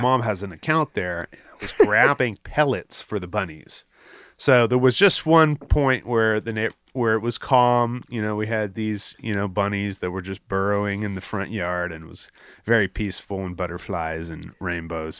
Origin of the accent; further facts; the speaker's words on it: Los Angeles, California, United States; I'm from the Palisades